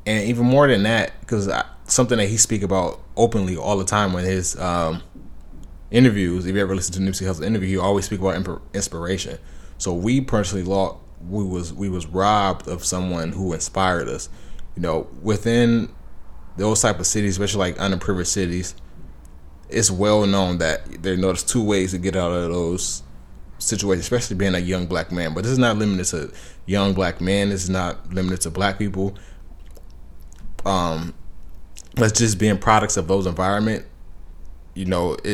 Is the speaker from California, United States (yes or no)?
yes; Los Angeles County, California, United States; I'm from Los Angeles County